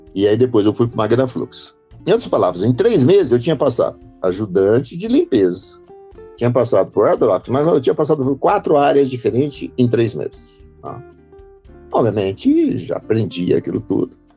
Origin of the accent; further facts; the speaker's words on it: Glicério, São Paulo, Brazil; also born or lived in Braúna, São Paulo; eu nasci em Braúna, interior de São Paulo. É, todo mundo fala, mas onde fica? É perto de Birigui, Satuba ah, e depois, quando eu tinha dois anos, meu pai se mudou para Glicério